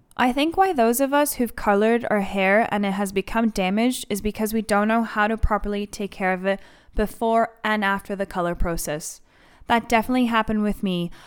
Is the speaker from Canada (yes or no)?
yes; Canada; moved away as an adult; now in London, United Kingdom; I am Greek Canadian